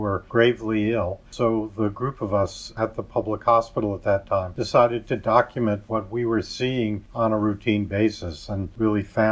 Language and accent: English; New York, United States; I grew up in New York